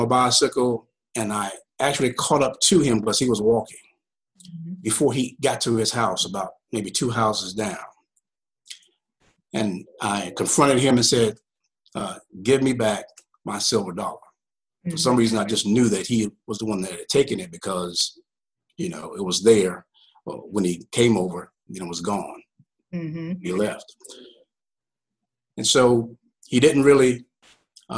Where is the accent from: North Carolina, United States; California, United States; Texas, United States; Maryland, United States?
North Carolina, United States; Greensboro; I grew up here in Greensboro, North Carolina, in Guilford County